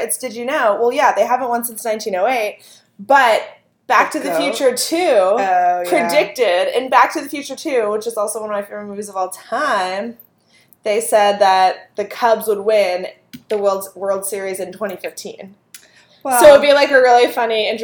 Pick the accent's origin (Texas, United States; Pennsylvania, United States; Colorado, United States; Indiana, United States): Pennsylvania, United States; Pittsburgh; also born or lived in Queens, New York; now in New York, United States; I'm from Pittsburgh